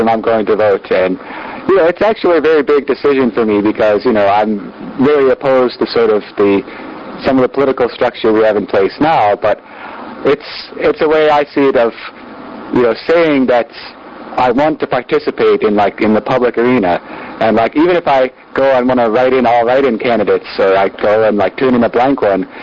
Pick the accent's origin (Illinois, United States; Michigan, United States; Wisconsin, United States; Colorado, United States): Illinois, United States; Chicago; now in Carbondale, United States; where I grew up in the Chicago area.